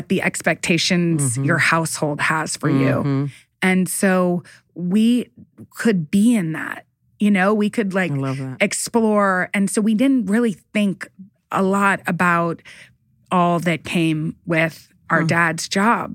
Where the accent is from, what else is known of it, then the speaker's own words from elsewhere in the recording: Midland, Texas, United States; also born or lived in Dallas, Texas; We grew up in Midland, Texas, moved to Dallas